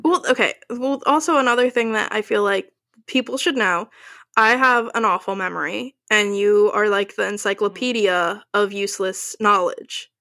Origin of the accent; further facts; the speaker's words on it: New Jersey, United States; we are from Jersey. I still live in Jersey